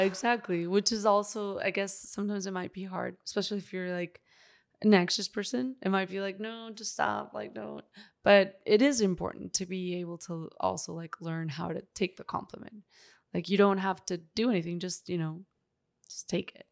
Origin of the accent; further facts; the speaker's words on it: Northeast Mexico, Mexico; moved away; my hometown uh, I'm from Mexico, Northeast Mexico.